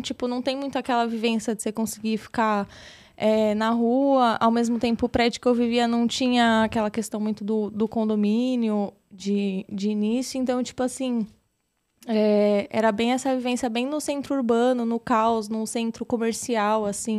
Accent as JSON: {"language": "Portuguese", "region": "São Paulo", "country": "Brazil", "tie": "born or raised there", "said": "Eu nasci aqui em São Paulo mesmo. Da hora. Fui criada aqui no caos de São Paulo, pela região do centro."}